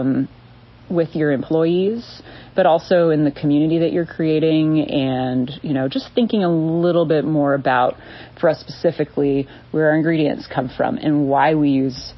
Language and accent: English; Southern California, United States; also born or lived in New York; now in Ava, United States; I grew up in Southern California